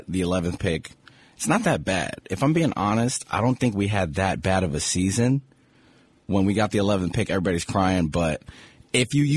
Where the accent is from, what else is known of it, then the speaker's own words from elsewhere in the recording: New York City, New York, United States; I'm from Brooklyn.